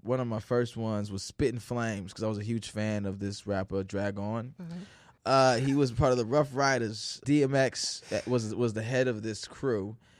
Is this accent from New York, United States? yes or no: no; Chicago, Illinois, United States; also born or lived in St. Louis; I was born in St. Louis until I was about 7 years old, and then I was forced to move because I was a child. I did not have a say. And we came to Chicago, and then we moved out to the suburbs right after that.